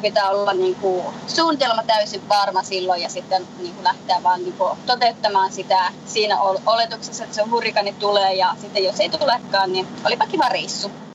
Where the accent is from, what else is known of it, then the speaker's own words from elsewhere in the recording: Lapland, Finland; moved away as an adult; also born or lived in Colorado, United States; now in Florida, United States; mä olen lappilainen lähtejä